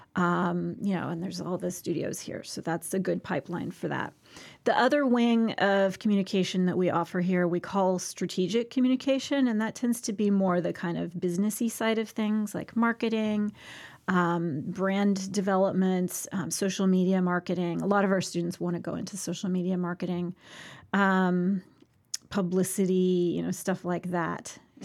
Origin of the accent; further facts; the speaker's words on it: Santa Barbara, California, United States; In Santa Barbara